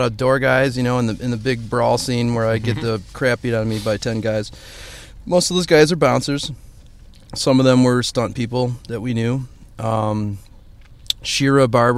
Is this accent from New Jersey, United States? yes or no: no; Indiana, United States; now in Chicago, United States; I'm from Indiana